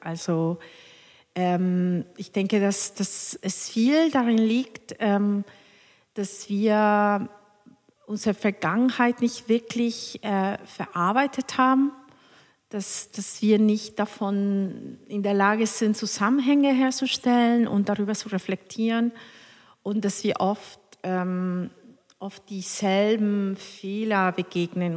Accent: Cuernavaca, Morelos, Mexico; born or raised there; German is a second language; moved away as an adult; also born or lived in Mexico City / Hannover; now in Hamburg, Germany

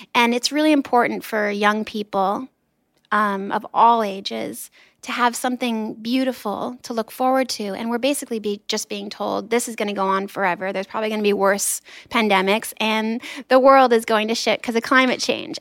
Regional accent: Los Angeles, California, United States; I grew up in Los Angeles

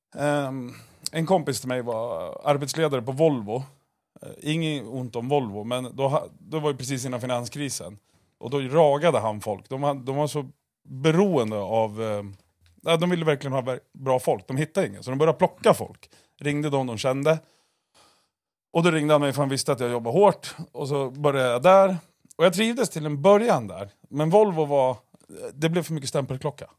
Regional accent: Eskilstuna, Södermanland, Sweden; uppväxt i Röksta, bredvid Årbyskolan.

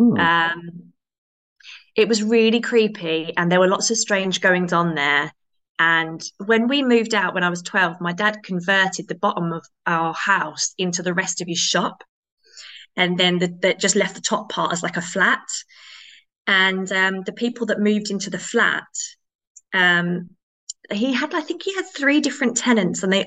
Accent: Rochford, East of England, United Kingdom; also born or lived in Chelmsford, Essex; I was born in Rochford Hospital in Essex, which no longer exists

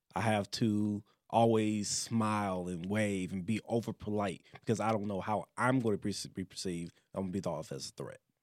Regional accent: Detroit, Michigan, United States; moved away; also born or lived in Louisiana; I grew up in, outside of Detroit

